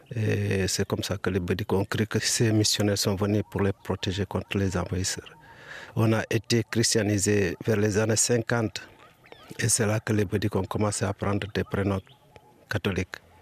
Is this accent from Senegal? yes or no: yes; Ethiouar, Kédougou, Senegal; also born or lived in Indar; on arrive au village de Etuar, c'est mon village natal